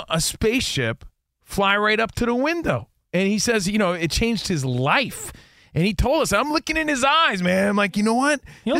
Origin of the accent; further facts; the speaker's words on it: New Jersey, United States; I'm from New Jersey.